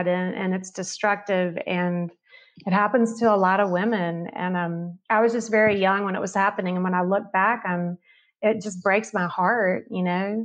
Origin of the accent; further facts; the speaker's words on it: the South, United States; growing up in the South